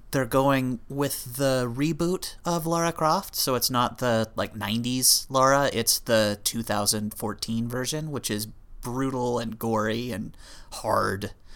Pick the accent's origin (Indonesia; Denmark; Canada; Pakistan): Canada; we're Canadian